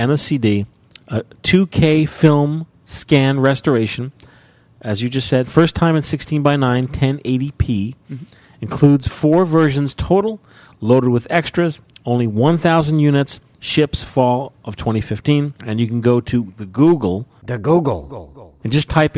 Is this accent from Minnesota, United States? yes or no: no; New Jersey, United States; I'm from New Jersey